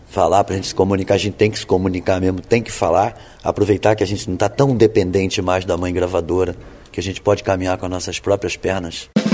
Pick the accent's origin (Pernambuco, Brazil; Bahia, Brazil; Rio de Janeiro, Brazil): Rio de Janeiro, Brazil; moved away as an adult; now in Vitória, Brazil; nasci em São Cristóvão, no Rio de Janeiro, o bairro Imperial, na Rua Bela. Vivi até os 30 anos de vida é, no Rio